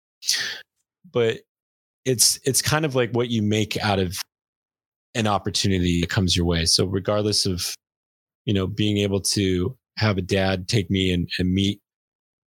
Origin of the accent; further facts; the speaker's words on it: Glendale, California, United States; I grew up in Glendale too, grew up in LA.